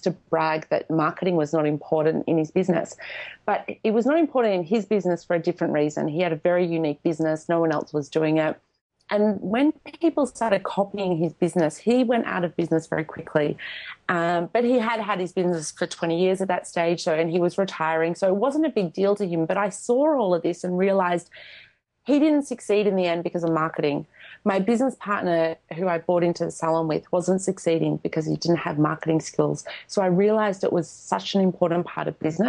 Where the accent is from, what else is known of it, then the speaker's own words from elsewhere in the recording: Australia; English is a second language; moved away; also born or lived in Poland; I was born in Poland, but I was raised in Australia, and growing up in Australia, I never felt Australian